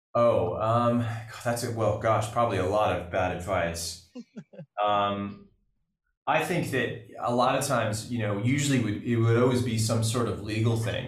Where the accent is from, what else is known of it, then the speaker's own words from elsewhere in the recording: California, United States; growing up in California